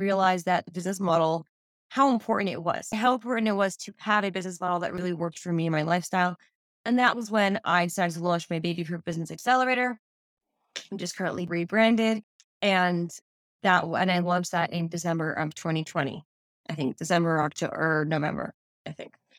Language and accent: English; New York, United States; now in Israel; I'm originally from New York, but I live in Israel now